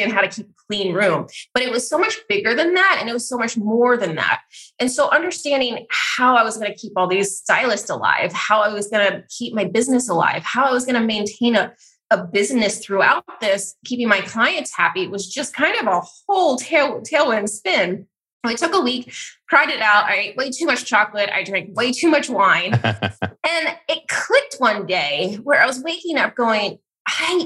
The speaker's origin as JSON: {"language": "English", "region": "California", "country": "United States", "said": "I was from California"}